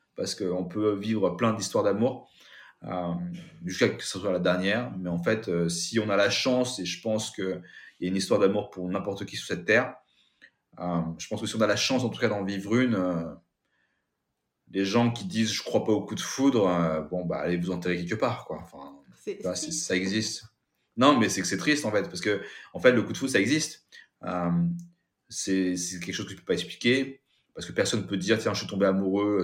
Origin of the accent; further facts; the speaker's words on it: France; also born or lived in Kathmandu, Nepal; je suis de Sébrien